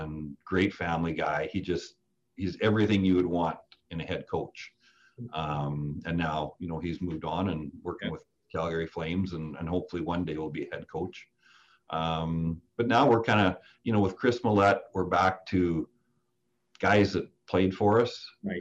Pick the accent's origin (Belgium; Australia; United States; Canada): Canada; Saskatoon, Saskatchewan; now in Kelowna, Canada; I came from Saskatoon and those roots run deep